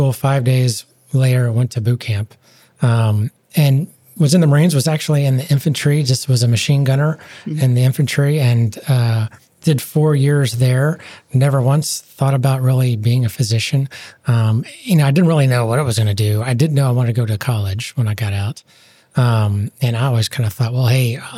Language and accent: English; Houston, Texas, United States; I grew up in Houston, Texas.